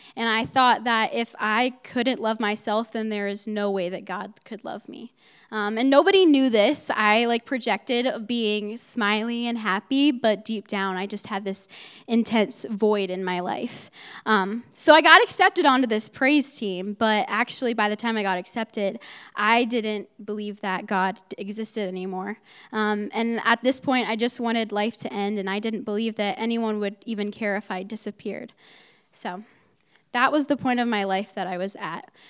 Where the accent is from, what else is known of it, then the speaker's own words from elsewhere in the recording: Mount Vernon, Ohio, United States; moved away; I'm from Mount Vernon, Ohio, which is about an two hours north from here